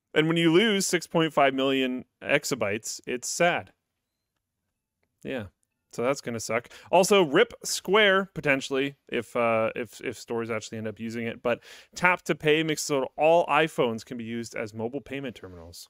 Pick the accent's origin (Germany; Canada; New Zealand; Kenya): Canada; As a Canadian